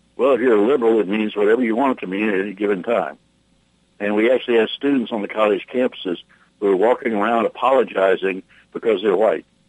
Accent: United States; I'm an American. I will die a free American

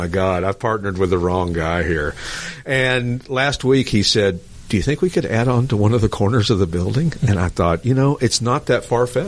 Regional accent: Lenoir City, Tennessee, United States; Lenoir City, Tennessee, where my hometown is

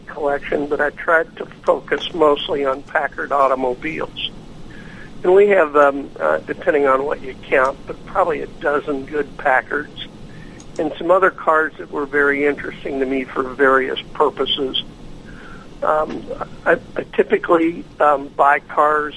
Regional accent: near Louisville, Kentucky, United States; moved away as an adult; also born or lived in Buffalo, New York / New York City; now in Afton, United States; I was born and raised in Kentucky, Louisville, a small town outside of Louisville

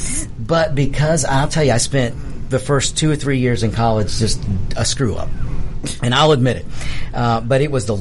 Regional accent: DeKalb County, Georgia, United States; I grew up in DeKalb.

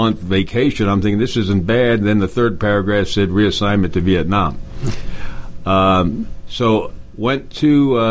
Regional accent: Allentown, Pennsylvania, United States; moved away as an adult; I grew up in the Lehigh Valley area of Pennsylvania, a place called Allentown

